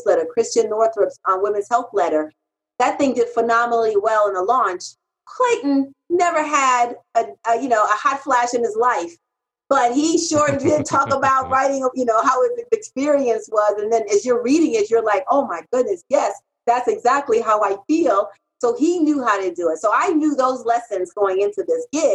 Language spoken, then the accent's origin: English; Haiti; now in United States; when I came from Haiti. I'm a Haitian immigrant